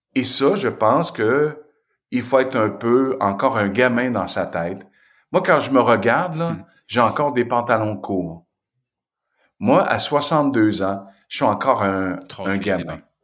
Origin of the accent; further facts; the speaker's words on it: Asbestos, Quebec, Canada; il n'y avait pas de Noir qui était débarqué dans mon patelin